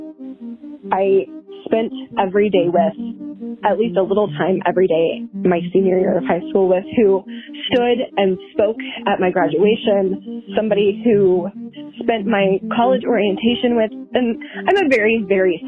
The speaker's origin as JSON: {"language": "English", "town": "Denton", "region": "Texas", "country": "United States", "tie": "born or raised there", "said": "my hometown"}